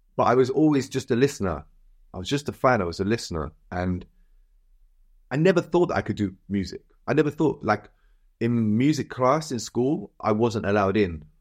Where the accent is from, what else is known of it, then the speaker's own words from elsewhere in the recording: Cardiff, Wales, United Kingdom; moved away; also born or lived in Birmingham; growing up in Cardiff